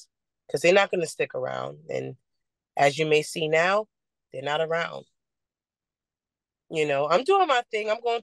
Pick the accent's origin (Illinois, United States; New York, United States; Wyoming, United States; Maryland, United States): New York, United States; Long Island; I'm from Long Island, New York, born and raised.